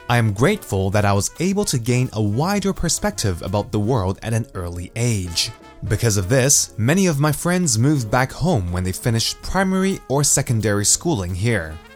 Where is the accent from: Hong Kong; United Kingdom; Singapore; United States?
Hong Kong; I was born in Hong Kong and went to an international school here at a young age.